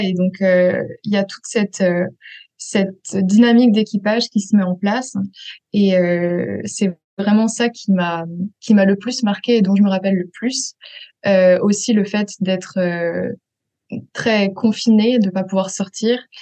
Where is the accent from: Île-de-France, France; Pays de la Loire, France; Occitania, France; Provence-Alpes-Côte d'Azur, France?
Île-de-France, France; Paris region; moved away; also born or lived in Switzerland; j'ai grandi euh, en France, euh, en région parisienne